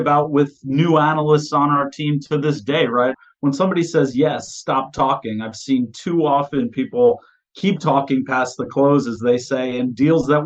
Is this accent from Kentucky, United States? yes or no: no; Montclair, New Jersey, United States; Grew up in Montclair, New Jersey.